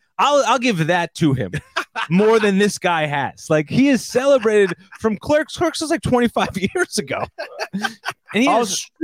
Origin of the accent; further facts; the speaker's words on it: New Jersey, United States; we're like people from New Jersey.